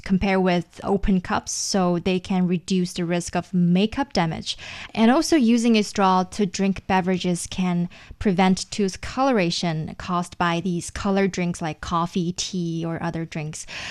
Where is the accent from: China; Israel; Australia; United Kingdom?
China; for most of the Chinese middle schools or high schools, we have this designated buildings